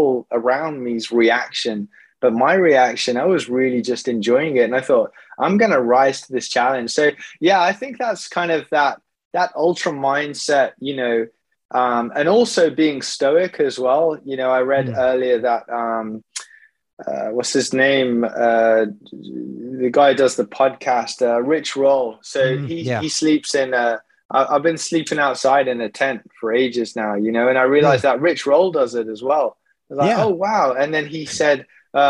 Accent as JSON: {"language": "English", "town": "Wolverhampton", "region": "West Midlands", "country": "United Kingdom", "tie": "born or raised there", "moved": "yes", "said": "I came back full circle, came back to my hometown and joined the 100 Marathon Club with Wolverhampton"}